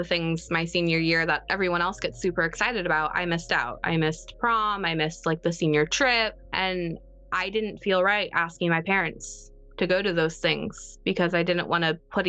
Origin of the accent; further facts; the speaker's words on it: Florida, United States; I'm from Florida.